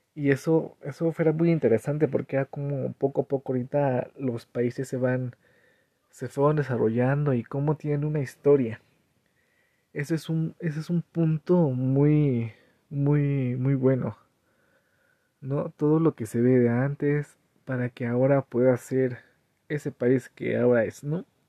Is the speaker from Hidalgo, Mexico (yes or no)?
yes; Cañada de Flores, Hidalgo, Mexico; Soy de Cañada de Flores